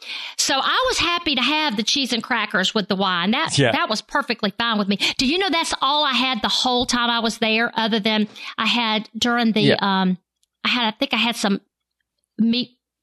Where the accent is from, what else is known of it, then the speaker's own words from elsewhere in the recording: the South, United States; I'm from the South and I love grits.